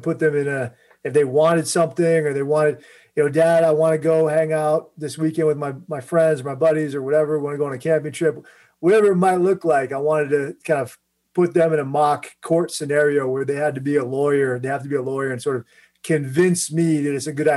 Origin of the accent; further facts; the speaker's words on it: D.C., Virginia, United States; I grew up in Virginia, right outside Washington, D.C., kind of in that area.